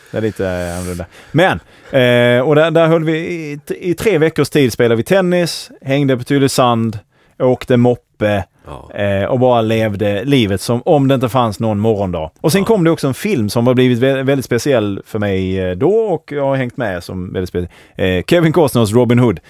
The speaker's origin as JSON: {"language": "Swedish", "town": "Malmö", "region": "Skåne", "country": "Sweden", "tie": "born or raised there", "said": "de första tio åren så växte jag upp inne i, eh, Hell's Kitchen i Malmö"}